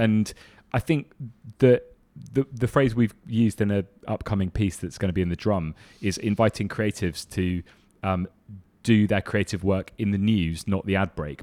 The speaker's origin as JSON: {"language": "English", "region": "London", "country": "United Kingdom", "said": "I come from London"}